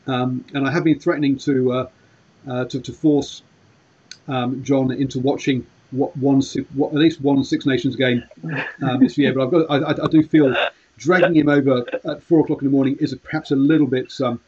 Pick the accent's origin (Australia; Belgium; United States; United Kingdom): United Kingdom; England; obviously being English